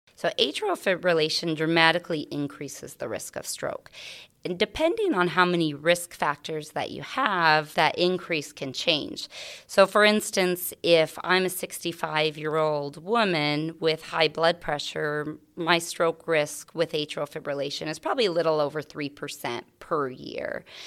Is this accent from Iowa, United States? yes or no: yes; Carroll County, Iowa, United States; moved away as an adult; also born or lived in Phoenix, Arizona; I grew up in a, um, A small farm right outside of Willie, Iowa